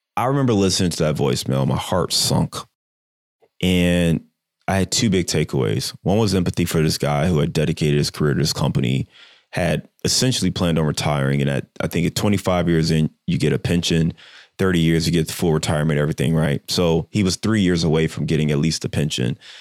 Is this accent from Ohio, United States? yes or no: yes; Cleveland, Ohio, United States; moved away; I'm from Cleveland